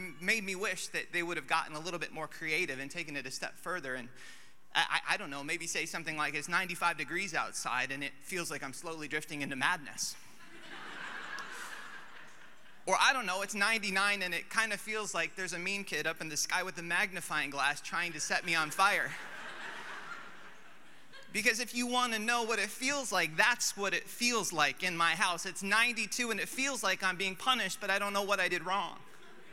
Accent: Alaska, United States; moved away; I'm from Alaska

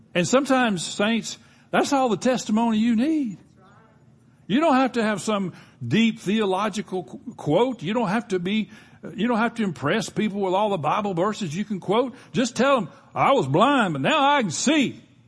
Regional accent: Gulf Coast, United States; I grew up on the Gulf Coast

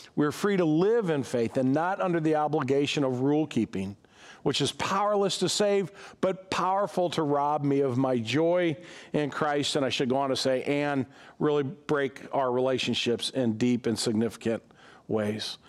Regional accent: United States; being an American

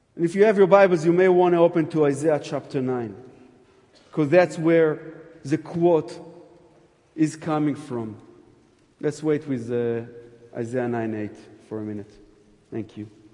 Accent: Jerusalem, Jerusalem District, Israel; I'm from Jerusalem

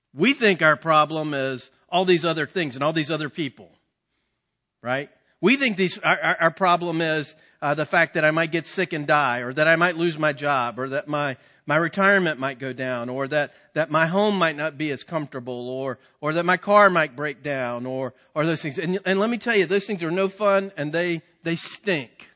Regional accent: Virginia, United States; we're from Virginia

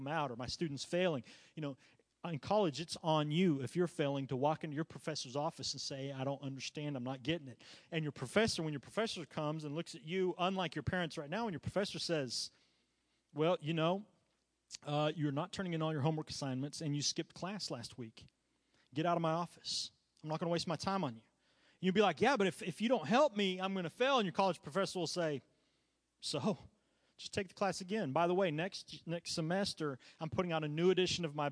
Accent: Chile; now in United States; growing up in Chile

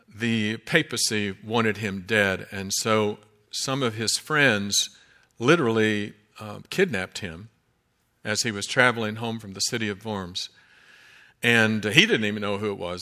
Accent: Kentucky, United States; I'm from Kentucky, and that's the way we say it

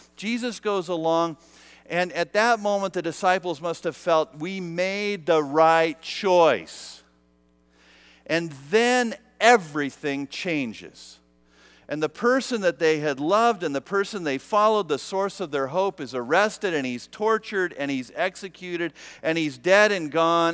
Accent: United States; being American

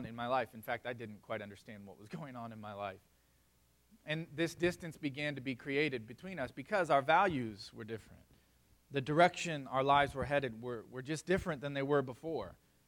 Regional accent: South Florida, United States; I grew up in South Florida

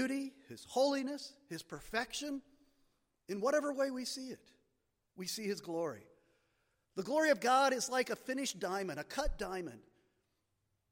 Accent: Marienville, Pennsylvania, United States; I grew up in Marionville, Pennsylvania

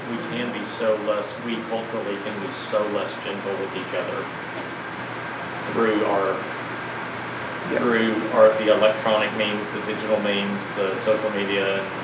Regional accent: the South, United States; growing up in the South in a church mm-hmm. home

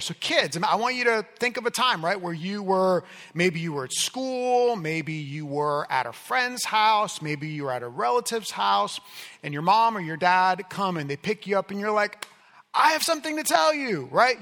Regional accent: Miami, Florida, United States; moved away; I grew up in Miami

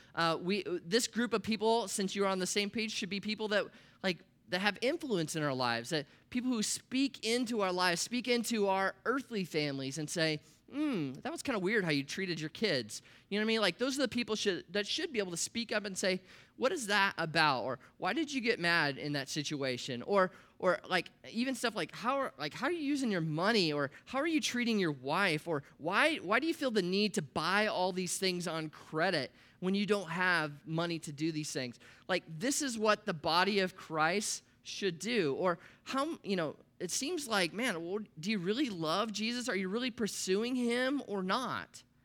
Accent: Columbus, Nebraska, United States; I grew up in Nebraska in the Midwest. That's where I was born, a little town called Columbus, twenty thousand people

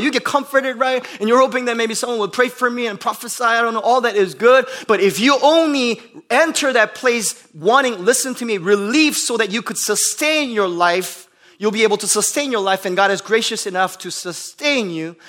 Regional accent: Bloomington, Indiana, United States; moved away; I come from Bloomington, Indiana, where we have more cows and cars

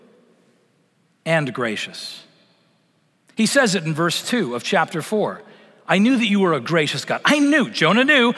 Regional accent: Vancouver Island, British Columbia, Canada; I grew up in Vancouver Island on the west coast of Canada

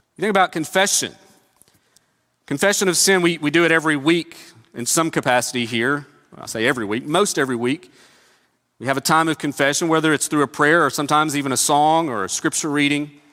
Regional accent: Northeast Tennessee, United States; Growing up in Northeast Tennessee

